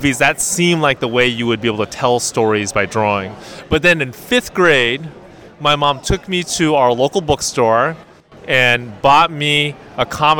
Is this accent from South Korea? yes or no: no; West Coast, United States; So I'm from the West Coast. I live in the San Francisco Bay Area.